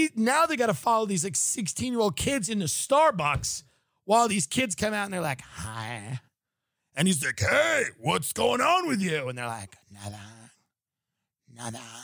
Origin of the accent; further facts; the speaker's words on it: New York, United States; now in Los Angeles, United States; I'm from New York.